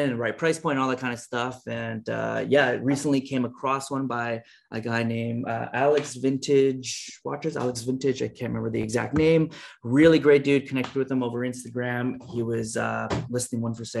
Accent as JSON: {"language": "English", "town": "Toronto", "region": "Ontario", "country": "Canada", "moved": "as an adult", "lives_now": "San Francisco, United States", "said": "my wife and I, we're both from Toronto originally"}